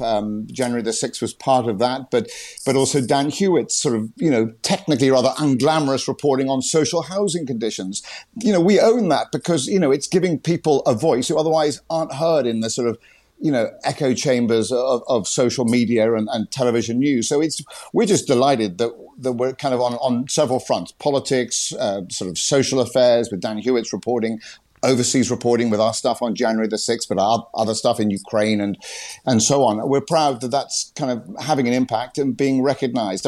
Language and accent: English; United Kingdom; moved away as an adult; now in Washington, United States